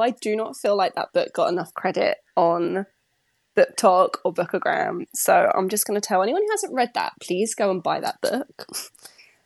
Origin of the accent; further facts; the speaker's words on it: United Kingdom; as a British person